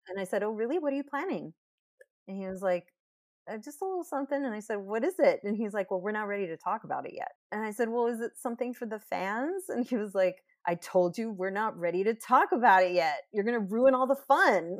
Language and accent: English; Texas, United States; I was from Texas